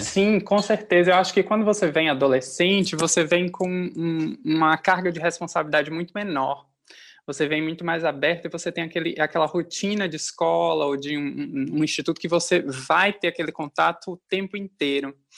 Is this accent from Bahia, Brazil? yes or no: yes; Feira de Santana, Bahia, Brazil; moved away as an adult; now in Amsterdam, Netherlands; eu sou de Feira de Santana, da Bahia